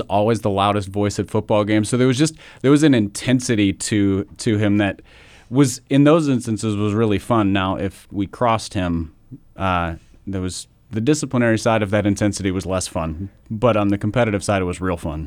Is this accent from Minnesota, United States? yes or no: yes; Minnesota, United States; I grew up in Minnesota